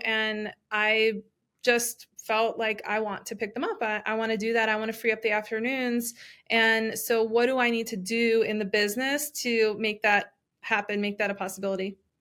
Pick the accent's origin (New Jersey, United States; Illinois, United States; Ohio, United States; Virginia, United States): New Jersey, United States; moved away as an adult; also born or lived in Washington D.C. / Miami; originally from New Jersey